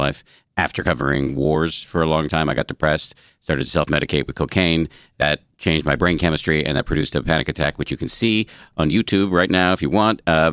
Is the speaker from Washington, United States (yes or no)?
no; Massachusetts, United States; born or raised there